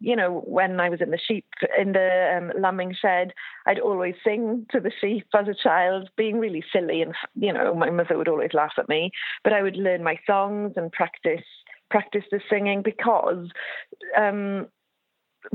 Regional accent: West Wales, United Kingdom; I grew up on a farm in West Wales, sheep and also beef. But I grew up being Welsh

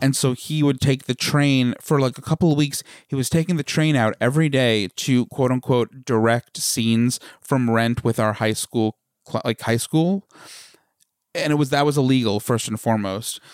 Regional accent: Smithtown, New York, United States; accent: Long Island; the little hamlet in Smithtown that we grew up

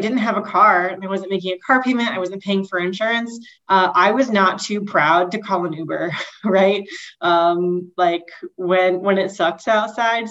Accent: near Dallas, Texas, United States; moved away as an adult; also born or lived in Portland, Oregon; now in Twin Cities, United States; I grew up in Texas. I grew up in what was a very small town and is now part of the urban sprawl of Dallas

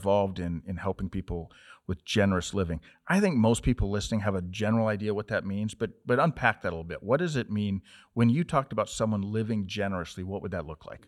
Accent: Montana, United States; I was from Montana

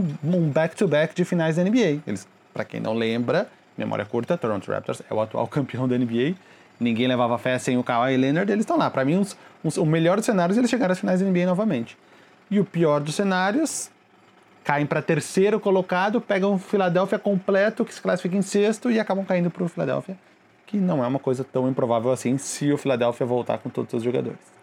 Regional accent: Rio de Janeiro, Brazil; sou do Rio de Janeiro

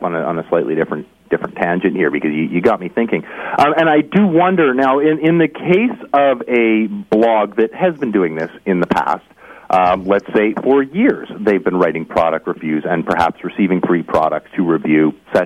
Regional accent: Canada; I am a Canadian citizen

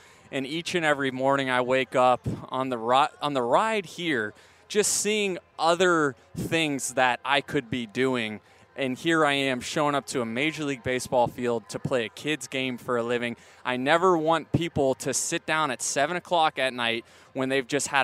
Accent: St. Petersburg, Florida, United States; moved away as an adult; now in Orange County, United States; being born and raised there in St. Petersburg. Grew up 20 minutes from the Trop.

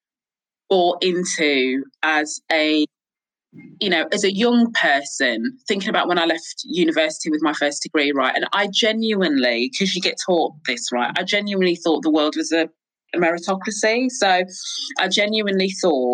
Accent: Crewe, North West England, United Kingdom; moved away as an adult; also born or lived in London; I grew up in Crewe in the Northwest in Cheshire.

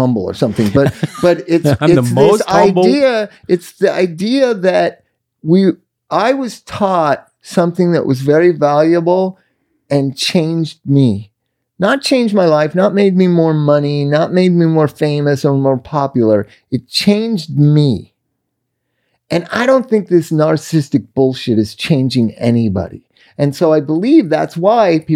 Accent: Inglewood, California, United States; also born or lived in Palm Springs, California; I grew up in Inglewood, right by the Forum, and in Palm Springs

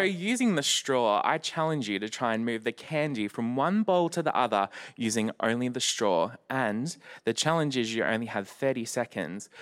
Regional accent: Melbourne, Victoria, Australia; I'm from Melbourne in Australia.

